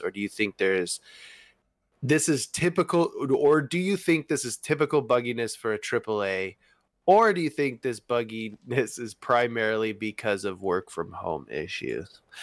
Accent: United States; accent: American; my American accent

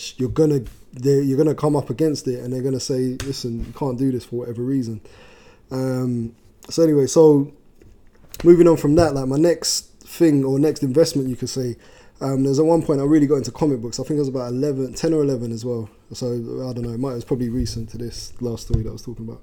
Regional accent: London, United Kingdom; I'm from South London originally

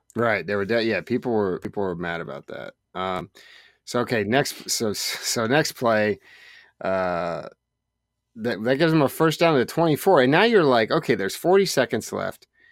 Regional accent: Oregon, United States; I grew up in Oregon

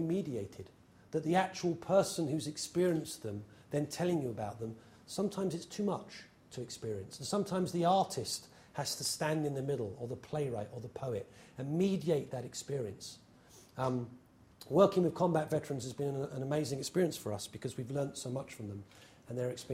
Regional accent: England, United Kingdom; now in New York, United States; I'm English

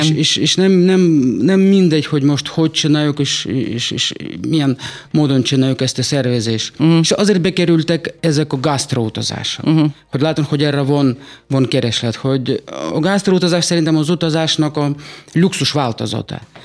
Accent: Saratov, Saratov Oblast, Russia; Hungarian is a second language; moved away as an adult; now in Hungary; Oroszországban születtem, Száratov uh-huh. Mhm. városban

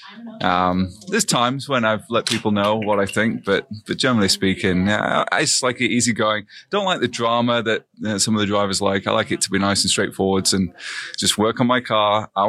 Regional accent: Sheffield, Yorkshire and the Humber, United Kingdom; moved away; I'm from Sheffield in England.

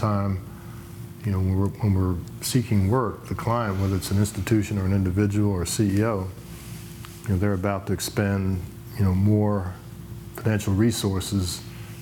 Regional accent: Philadelphia, Pennsylvania, United States; Arts were part of the daily conversation and activities when I grew up in Philadelphia.

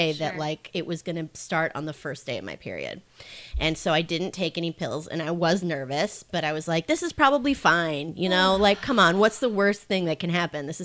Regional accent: Minnesota, United States; moved away as an adult; now in San Francisco, United States; I'm originally from Minnesota

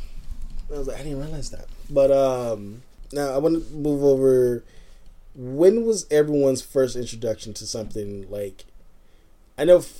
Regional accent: Los Angeles, California, United States; I grew up in Linwood, Compton, Watts, Long Beach, that area.

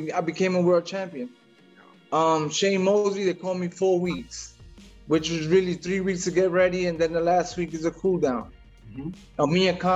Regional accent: New York City, New York, United States; moved away as an adult; now in Florida, United States; I was born in Brooklyn, raised in Brooklyn. Now I lived in Florida. I live in Florida now, but I'm a Brooklyn boy.

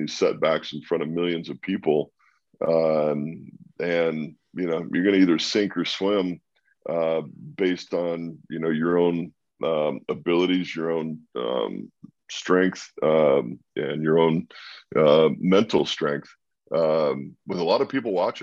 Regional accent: Walla Walla, Washington, United States; born or raised there; moved away

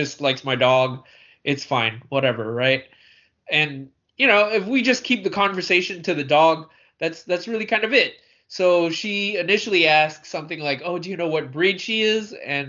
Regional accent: Hong Kong; born there; well, I was born in Hong Kong, and that's kind of where I stop my part of the conversation.

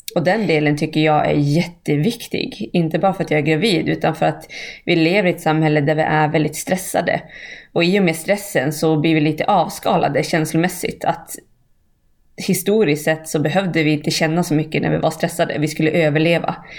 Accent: Bjurholm, Västerbotten County, Sweden; moved away; där jag kommer ifrån, Bjurholm.

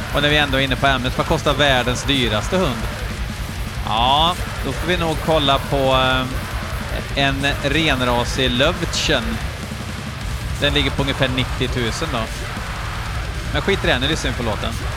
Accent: Sweden

